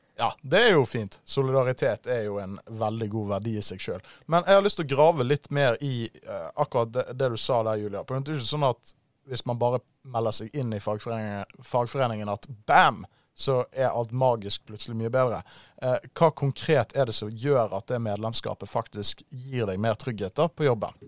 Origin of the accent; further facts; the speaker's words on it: Bergen, Vestland, Norway; now in Oslo, Norway; jeg er en bergenser. Jeg er 24 år, og jeg har forvillet meg på feil side av Hardangervidda. Jeg bor nå i Oslo